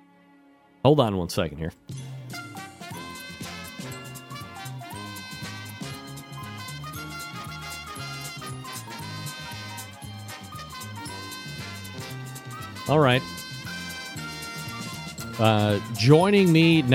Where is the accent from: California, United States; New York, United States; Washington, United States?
New York, United States; this is what I grew up to watching on Christmas Eve, which is tomorrow. The Yule Log, which showed up on Channel 11 in New York